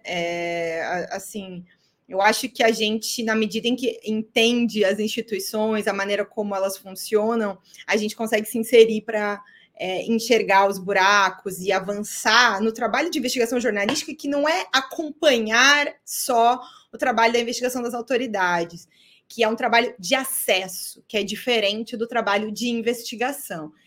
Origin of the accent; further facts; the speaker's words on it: Chapecó, Santa Catarina, Brazil; moved away as an adult; also born or lived in São Carlos, Santa Catarina / Florianópolis / various places in Brazil; eu sou catarinense, né? Eu sou do interior de Santa Catarina. Eu nasci numa cidade chamada São Carlos, mas é, morei alguns meses ali. Depois cresci, meus, é, meus pais, minha família toda é, é de Chapecó